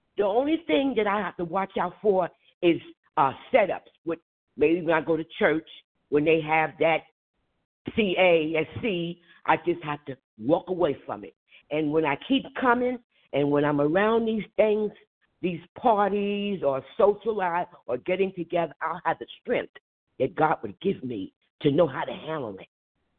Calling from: New Jersey, United States; I'm from New Jersey

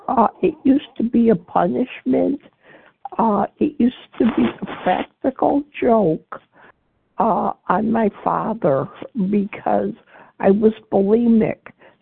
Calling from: Illinois, United States; I'm calling from Illinois.

